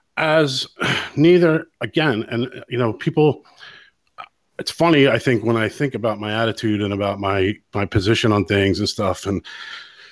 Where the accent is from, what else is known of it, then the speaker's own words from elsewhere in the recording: United States; now in Ireland; I'm an American here in Ireland